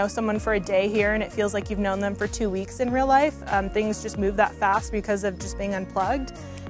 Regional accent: San Luis Obispo, California, United States; I'm from San Luis Obispo, California, so we call it the Central Coast. It's kind of right in between San Francisco and LA.

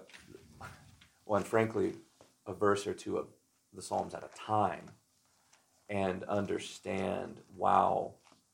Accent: Texas, United States; now in Oregon City, United States; I'm from Texas

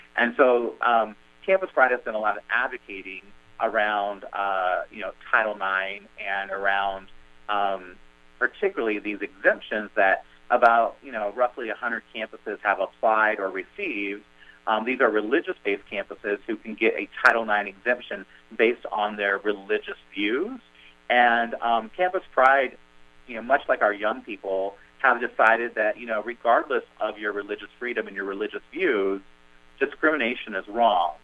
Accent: Kansas, United States; moved away; where I grew up in Kansas and you know, in, in rural areas of the country

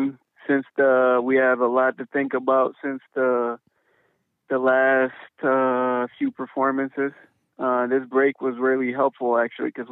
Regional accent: Guinea-Bissau; also born or lived in United States; now in Tulsa, United States; I was born in West Africa, Guinea-Bissau

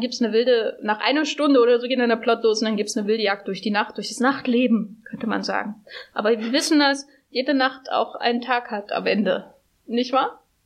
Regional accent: Gera, Thuringia, Germany; now in Berlin, Germany; meiner Heimatstadt Gera

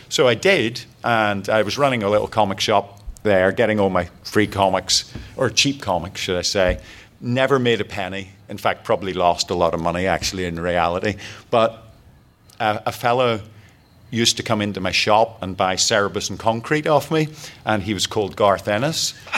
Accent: Belfast, Northern Ireland, United Kingdom; I grew up in Belfast in Northern Ireland during the 70s, during the troubles that were going on.

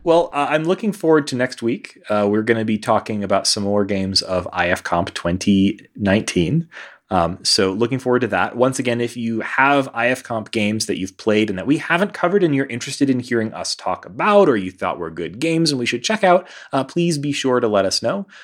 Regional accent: Houston, Texas, United States; now in Denver, United States; this is sort of a return home for me. I, I'm, you know, from Houston

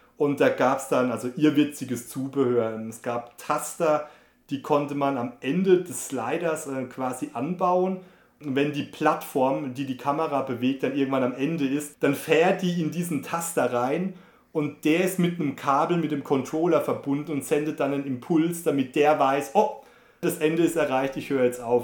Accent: Germany; bei uns in Deutschland

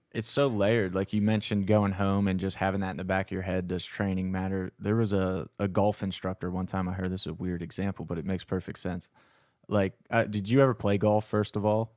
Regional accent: Fulton County, South Central Pennsylvania, United States; a Fulton County crew neck, which is where I'm from in, like, South Central P A, and it's very rural as well.

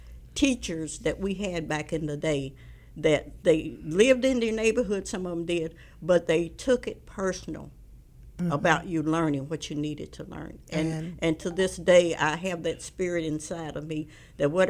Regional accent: Columbia, Missouri, United States; now in Kansas City, United States; We grew up in Columbia, Missouri

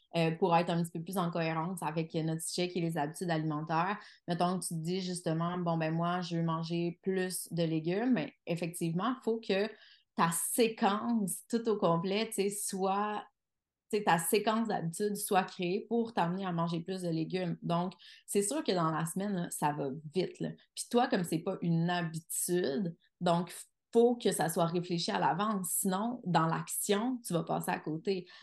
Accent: Quebec City, Quebec, Canada; je suis de Québec.

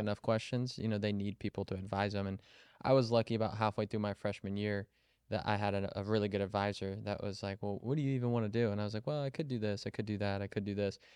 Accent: Kansas City, United States; moved away as an adult; also born or lived in Colorado; I grew up in Kansas City

